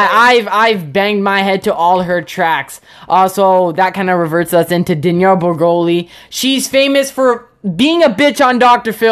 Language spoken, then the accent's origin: English; Canada; shaking my head because I'm from Canada, and that's just sad.